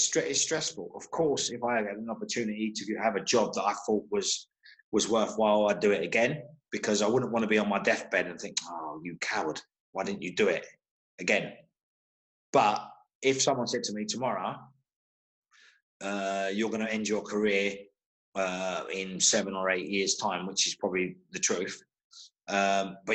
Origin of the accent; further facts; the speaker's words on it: London, United Kingdom; also born or lived in Birmingham; I grew up in Holloway, which is a massive Irish fraternity there